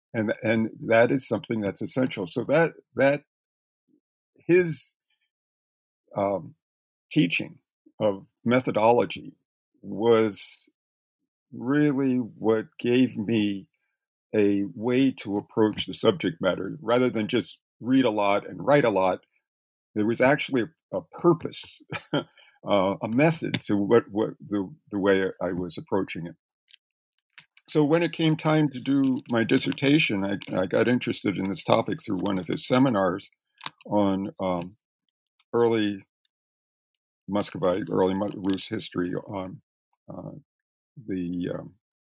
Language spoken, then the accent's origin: English; Reading, Pennsylvania, United States; I grew up in Reading, Pennsylvania